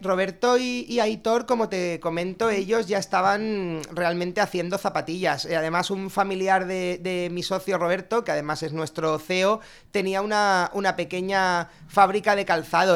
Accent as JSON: {"language": "Spanish", "town": "Alicante", "region": "Valencian Community", "country": "Spain", "said": "los tres socios cofundadores somos alicantinos"}